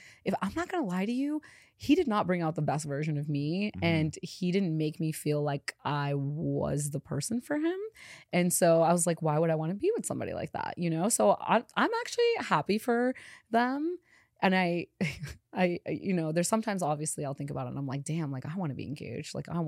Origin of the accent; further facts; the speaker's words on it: India; born there; I wasn't born in Chicago. I was born in India.